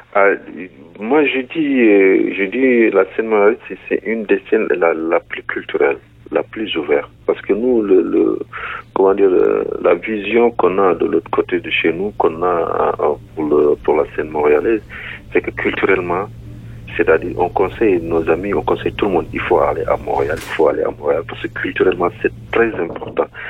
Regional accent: Senegal; je viens du Sénégal et je vis dans la région du Nord qui s'appelle Saint-Louis

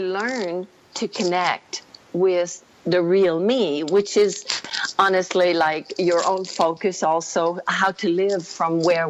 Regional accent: Canada; also born or lived in Quebec; now in Costa Rica; And no, I'm French Canadian.

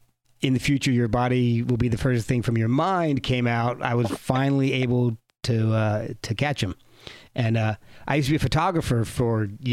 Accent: New Jersey, United States; because I grew up in New Jersey, and something always came up when they would come around.

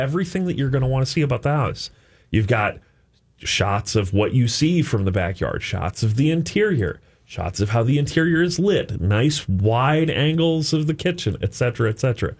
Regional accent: Saint Paul, Minnesota, United States; I grew up on Marshall Avenue in Saint Paul

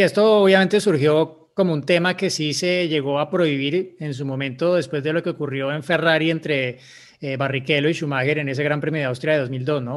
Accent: Bogotá, Colombia; Soy de Bogotá, Colombia, igual que Diego

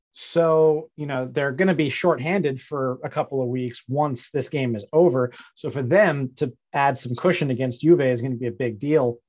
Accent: New York, United States; as a New Yorker

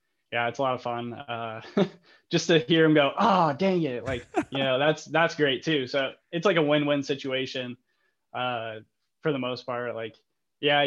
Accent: Fort Wayne, Indiana, United States; also born or lived in Toledo, Ohio; my hometown

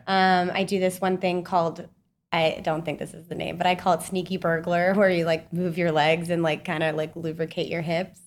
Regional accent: Salt Lake City, Utah, United States; moved away as an adult; also born or lived in Kansas; now in New York, United States; I'm from Utah, so I, like, grew up in the mountains

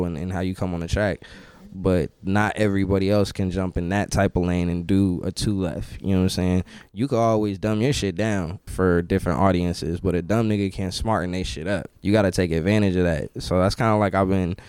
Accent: Northern California, United States; we're from Northern California

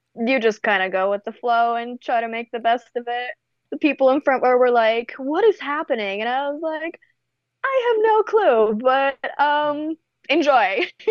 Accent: Canada; also born or lived in Bulgaria; now in United States; I'm born and raised in Eastern Europe in Bulgaria. Wow. Um, I got brought to Canada when I was nine

